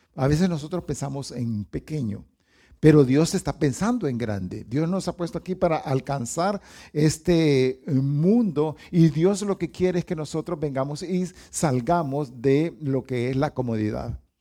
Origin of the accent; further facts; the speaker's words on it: Honduras; los hondureños somos buenos para las caravanas